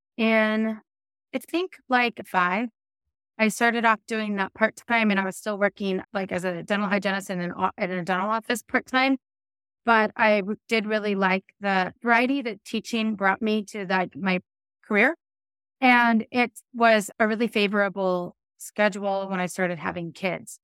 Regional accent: Castle Rock, Washington, United States; where I grew up in Kessel Rock, Washington

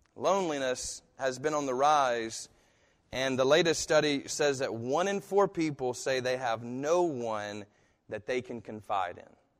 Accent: United States; I'm American

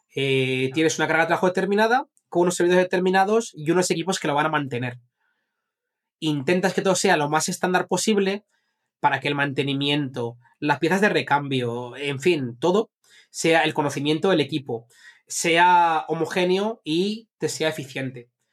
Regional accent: Zaragoza, Aragon, Spain; moved away; also born or lived in Madrid; yo, vine de Zaragoza y vine a Madrid

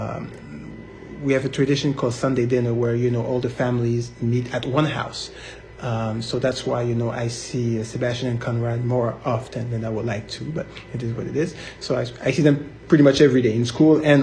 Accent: Montreal, Quebec, Canada; now in United States; I'm from Montreal, but from Haitian parents

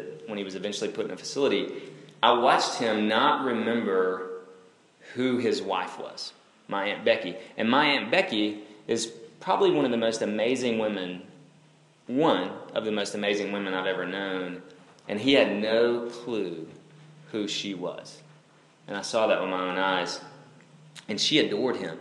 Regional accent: North Alabama, United States; moved away; I'm originally from Alabama

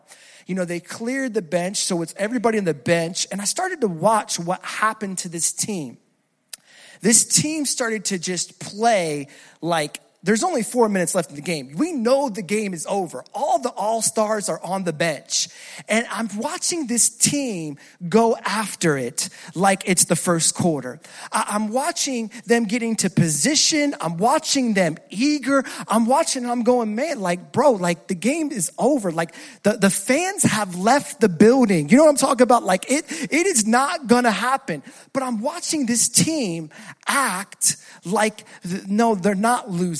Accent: New Jersey, United States; moved away; I'm originally from Jersey.

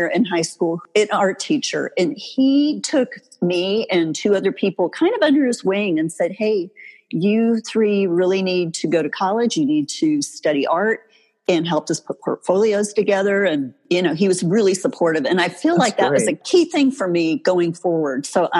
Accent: Chicago, Illinois, United States; moved away as an adult; now in Texas, United States; I really had wanted to move somewhere warm because growing up in the Chicago area, I knew early on I wasn't going to stay there. I couldn't stand the winter.

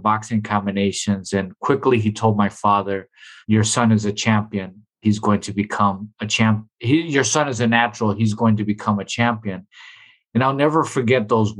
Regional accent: Milwaukee, Wisconsin, United States; both of my parents are from Puerto Rico. I was born and raised in Milwaukee

